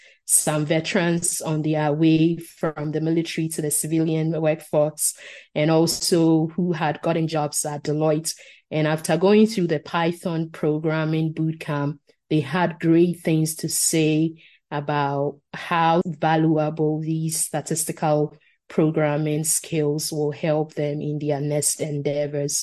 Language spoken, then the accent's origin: English; Ghana; first language Asante Twi; English is a second language; moved away; my native language, Asante Chi from Ghana